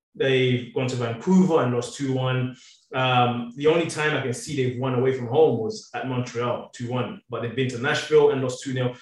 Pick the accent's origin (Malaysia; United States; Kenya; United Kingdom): United Kingdom; England; moved away; I grew up in England